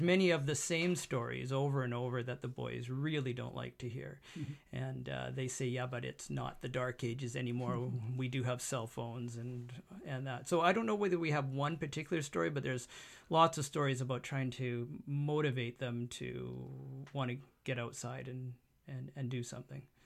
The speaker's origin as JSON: {"language": "English", "town": "Abbotsford", "region": "British Columbia", "country": "Canada", "tie": "born or raised there", "said": "born here, l, lived here, never moved out of the area."}